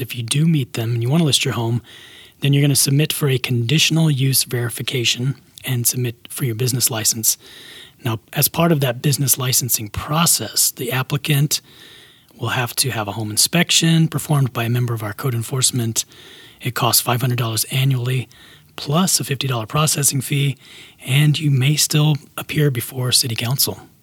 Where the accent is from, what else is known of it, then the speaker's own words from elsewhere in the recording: Alabama, United States; now in Las Vegas, United States; where I grew up in Alabama.